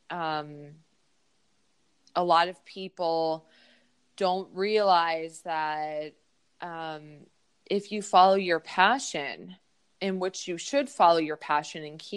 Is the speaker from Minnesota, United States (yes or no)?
yes; Minneapolis, Minnesota, United States; I'm from Minneapolis, Minnesota.